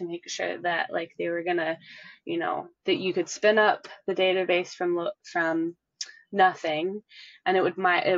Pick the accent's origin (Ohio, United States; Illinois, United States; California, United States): Illinois, United States; Chicago; moved away as an adult; now in Dallas, United States; I'm actually originally from Chicago-ish